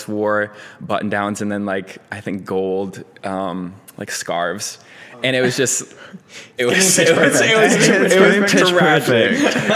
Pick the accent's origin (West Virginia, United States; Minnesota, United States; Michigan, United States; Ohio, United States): Minnesota, United States; Minneapolis; moved away as an adult; now in Chicago, United States; I'm born and raised in Minneapolis, like a suburb right outside. And then I moved to Chicago, where I live now, about 4 years ago